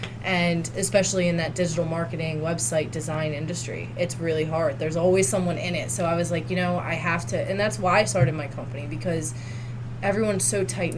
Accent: Atlantic City, New Jersey, United States; moved away; I'm from Atlantic City area

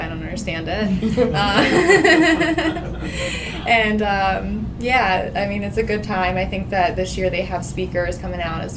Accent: Prince George's County, Maryland, United States; I'm originally from Prince George's County

